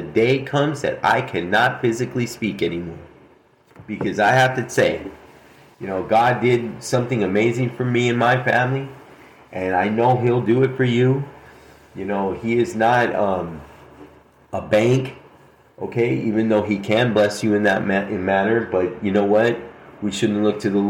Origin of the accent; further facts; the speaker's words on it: Albuquerque, New Mexico, United States; Albuquerque, New Mexico, my hometown